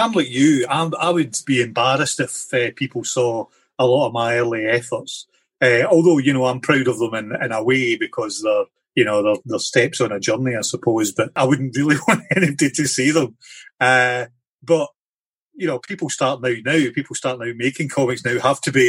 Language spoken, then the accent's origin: English; Ayrshire, Scotland, United Kingdom; I grew up in Ayrshire in Scotland